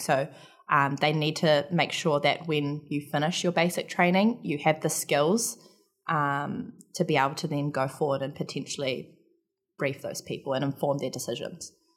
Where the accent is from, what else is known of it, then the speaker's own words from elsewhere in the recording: Palmerston North, Manawatū-Whanganui, New Zealand; I grew up in a, I guess, in the context of Canada, it would be a small town in New Zealand. uh, called Palmerston North